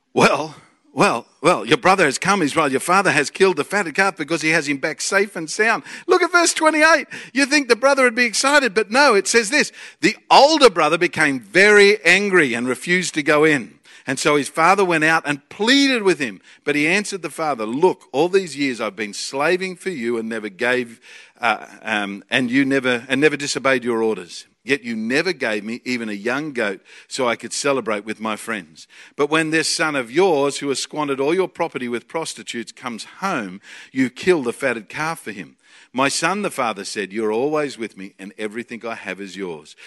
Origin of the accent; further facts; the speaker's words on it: Australia; we are from a land down under